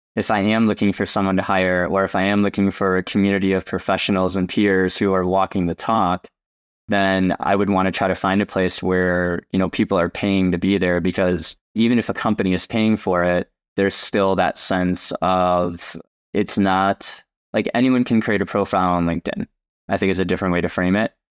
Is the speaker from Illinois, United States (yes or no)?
yes; Chicago, Illinois, United States; moved away; I'm originally from Chicagoland